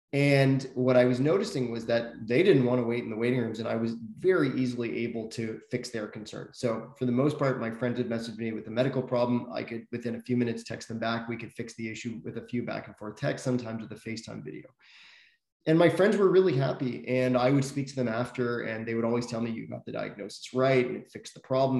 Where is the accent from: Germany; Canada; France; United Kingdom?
Canada; Toronto, Ontario; also born or lived in South Africa; I grew up in Toronto. Was actually born uh, in South Africa, but didn't uh, live there for very long. Moved here as a, as a baby